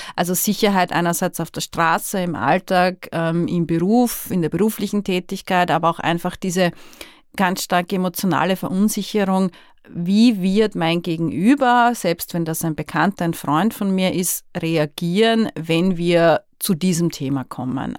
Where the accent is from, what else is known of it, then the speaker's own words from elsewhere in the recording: Austria; genauso Österreicherin ist wie ich